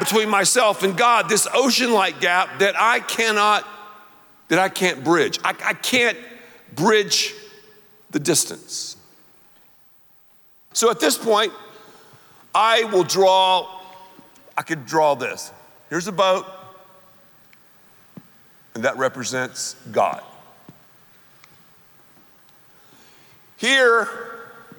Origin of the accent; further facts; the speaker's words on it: the South, United States; I'm from the South